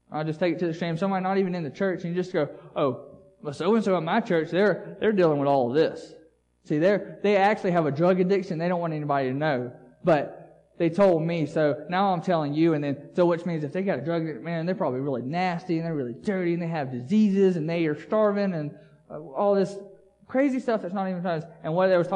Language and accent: English; United States; As an American culture